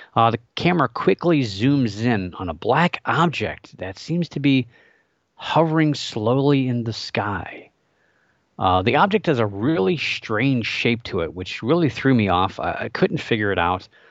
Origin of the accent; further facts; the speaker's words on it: Northeast Ohio, United States; I grew up in Northeast Ohio, still live here